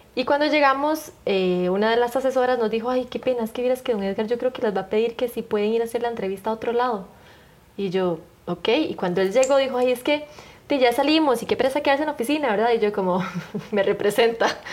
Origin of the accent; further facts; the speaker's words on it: Costa Rica; yo crecí en la Costa Rica